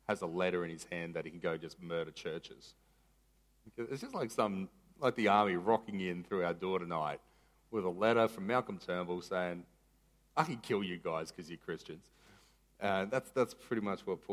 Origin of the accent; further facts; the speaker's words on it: Maroochydore, Queensland, Australia; I was from Maroochy High